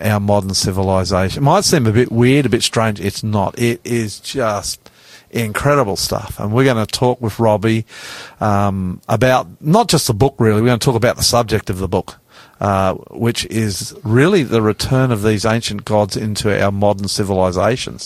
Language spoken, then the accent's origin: English; Australia; all of this great big sunburnt land of ours